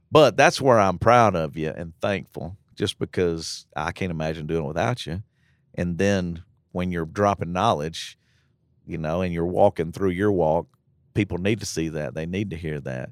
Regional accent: United States; we're American Christians

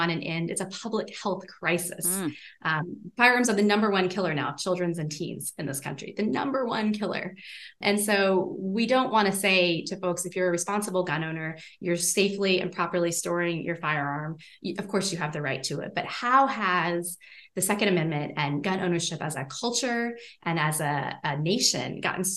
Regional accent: the South, United States; also born or lived in Kentucky / Tennessee; now in Rhode Island, United States; I grew up in the South in Kentucky and Tennessee

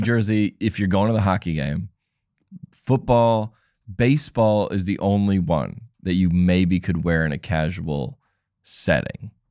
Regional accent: Atlanta, Georgia, United States; I grew up in Atlanta.

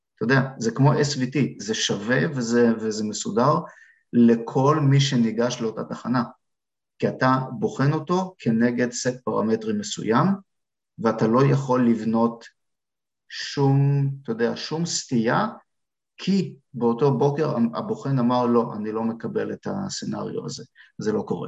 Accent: Israel; moved away as an adult; now in Canada; אנחנו כישראלים, כפרמדיקים

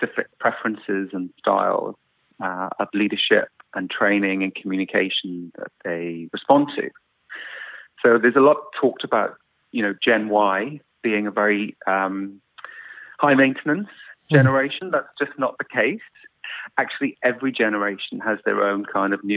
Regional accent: South Wales, United Kingdom; moved away as an adult; I grew up in South Wales in the UK in the 70s and 80s. And I stayed in the UK till about 12 years ago.

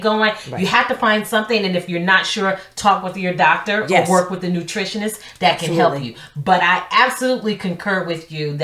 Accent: the South, United States; I'm from the South

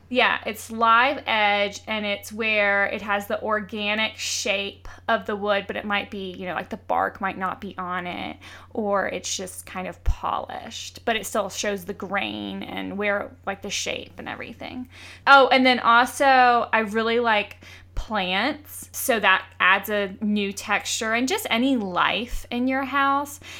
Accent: Georgia, United States; I grew up in Georgia, so little southern touches are, I think, are really quaint and remind me of home

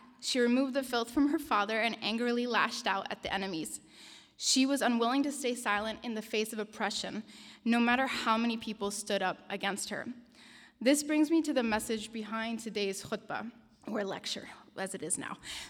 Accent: Denmark; also born or lived in Japan / United States; I'm Syrian and Danish, the oldest in a family of 8 children. I was born in Denmark and spent the first 6 years of my life living in Japan. I still remember learning the moment that we were going to be moving to the United States.

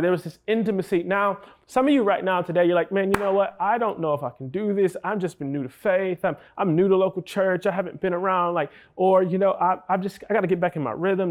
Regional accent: New York City, New York, United States; I hail from New York City

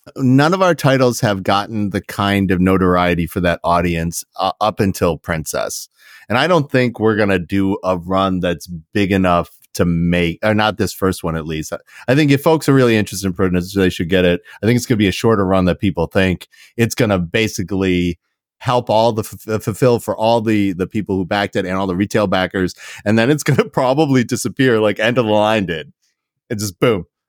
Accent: Canada; I'm Canadian.

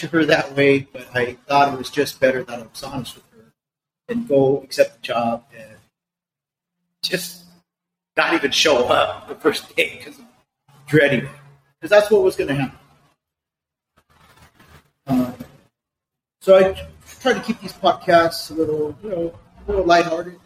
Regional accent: Los Angeles, California, United States; moved away as an adult; I was born and raised in East L.A.

